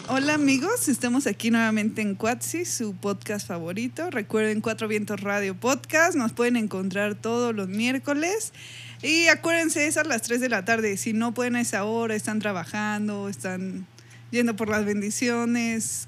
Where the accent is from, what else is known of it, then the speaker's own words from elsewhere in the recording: Mexico; soy mexicana